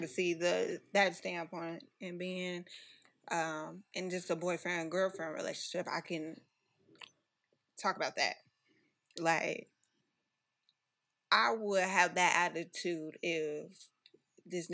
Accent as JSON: {"language": "English", "town": "Chicago", "region": "Illinois", "country": "United States", "said": "I'm from Chicago."}